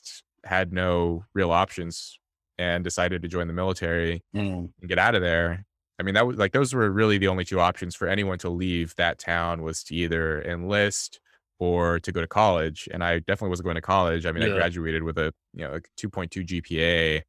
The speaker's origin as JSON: {"language": "English", "town": "Los Angeles", "region": "California", "country": "United States", "tie": "born or raised there", "said": "I was born in Los Angeles into poverty to my mother, who was an immigrant from South Korea."}